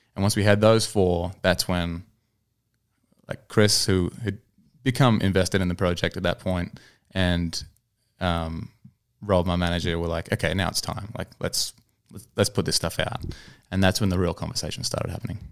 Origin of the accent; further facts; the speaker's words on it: Newcastle, New South Wales, Australia; moved away as an adult; now in Nashville, United States; I was in my hometown of Newcastle